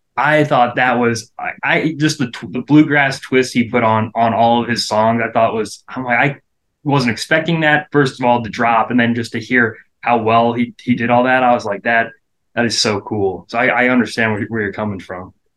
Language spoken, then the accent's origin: English; Nebraska, United States; we're from Nebraska